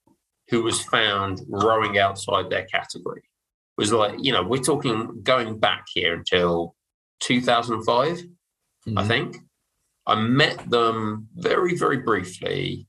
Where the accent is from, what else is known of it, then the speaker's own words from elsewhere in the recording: Dartmouth, South West England, United Kingdom; I'm from Dartmouth.